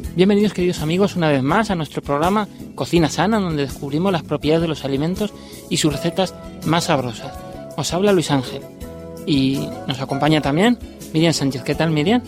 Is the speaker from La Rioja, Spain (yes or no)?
yes; La Rioja, Spain; vengo de La Rioja, tierra de viñedos.